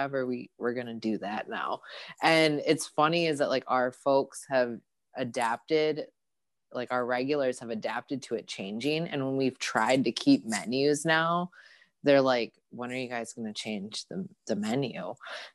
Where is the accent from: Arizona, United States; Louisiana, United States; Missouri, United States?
Arizona, United States; Phoenix; moved away as an adult; now in Milwaukee, United States; I'm actually originally from Phoenix, Arizona.